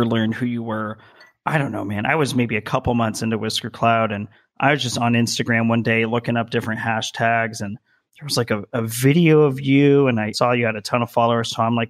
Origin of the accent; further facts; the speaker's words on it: Las Vegas, Nevada, United States; moved away as an adult; also born or lived in Colorado; now in California, United States; I was born in Las Vegas, Nevada, which is also sort of an odd place to be from and to live in and spend. I was there for 27 years before going to Colorado and then coming out here to California.